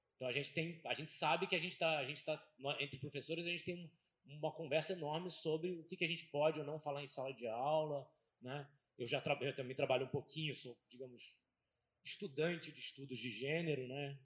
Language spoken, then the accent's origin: Portuguese; Brazil; a gente vive no Brasil